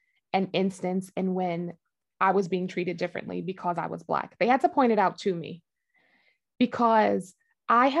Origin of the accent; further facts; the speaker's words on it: New York, United States; growing up in New York, we were raised in, it was like a mixed community